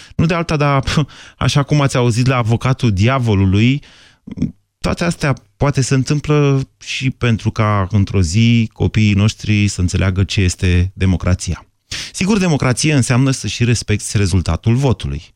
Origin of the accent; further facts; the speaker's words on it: Bucharest, Romania; Eu, ca miticul de la București